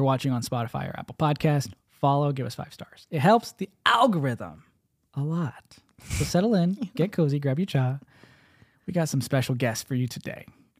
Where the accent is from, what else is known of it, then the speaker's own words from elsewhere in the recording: India; We're an interracial married couple. I'm Indian.